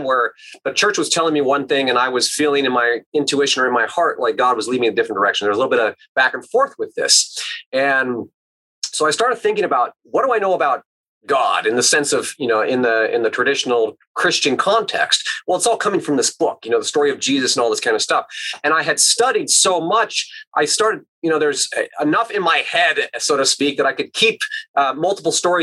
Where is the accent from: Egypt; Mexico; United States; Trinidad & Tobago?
United States; Alaska; my contemplative roots growing up in Alaska